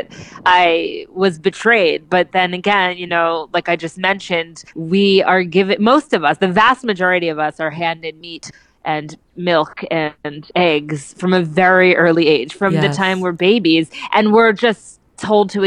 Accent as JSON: {"language": "English", "region": "New Jersey", "country": "United States", "tie": "born or raised there", "moved": "yes", "lives_now": "New York, United States", "said": "I grew up in New Jersey, and so I have bowling in my blood"}